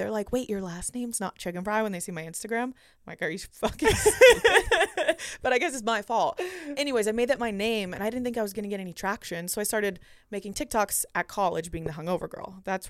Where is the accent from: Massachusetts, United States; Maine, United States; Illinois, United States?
Massachusetts, United States; Boston; moved away as an adult; also born or lived in Cleveland, Ohio / Los Angeles; and I'm from Boston.